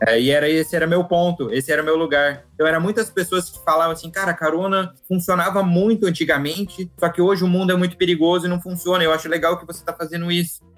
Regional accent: Curitiba, Paraná, Brazil; now in Germany; eu sou de Curitiba, eu estava lá visitando meus pais

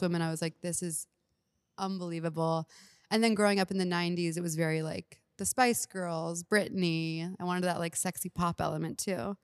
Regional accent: Houston, Texas, United States; moved away; I'm from Houston, so they live there

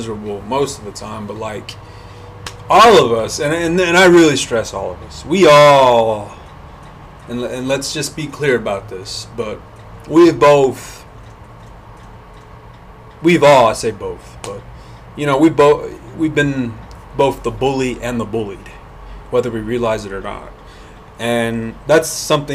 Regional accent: Hobbs, New Mexico, United States; moved away; my hometown of Hobbs

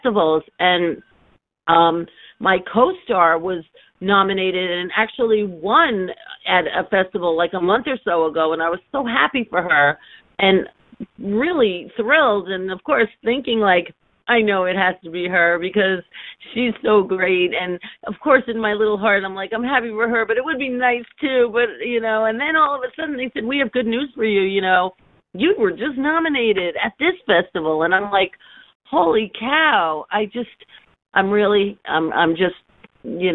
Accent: New York City, New York, United States; also born or lived in London / Philadelphia / Washington, D.C.; I was born in the Bronx, but I never really lived there, but I've been a New Yorker my entire life

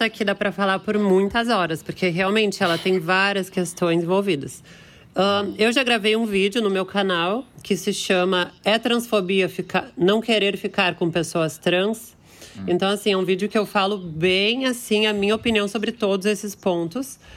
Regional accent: Porto Alegre, Rio Grande do Sul, Brazil; Eu sou de Porto Alegre, Rio Grande do Sul.

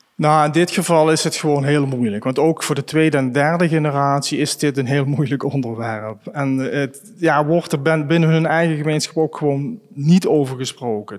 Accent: Grevenbicht, Limburg, Netherlands; Grevenbicht, waar ik geboren ben

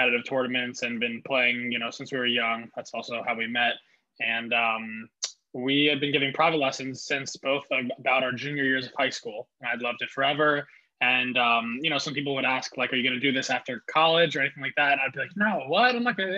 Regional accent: Montclair, New Jersey, United States; I graduated in 2017 from Montclair High School, lived in Montclair for about 12 years

